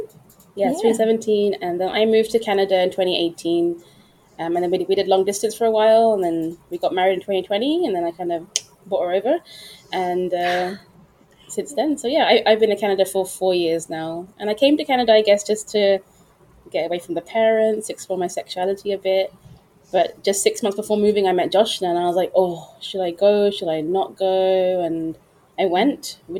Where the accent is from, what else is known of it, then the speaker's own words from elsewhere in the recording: London, United Kingdom; I was born and brought up in London, West London.